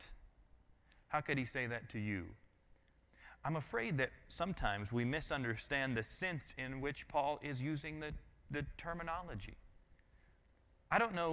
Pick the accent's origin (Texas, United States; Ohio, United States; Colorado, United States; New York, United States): Colorado, United States; now in Georgia, United States; I'm from Colorado.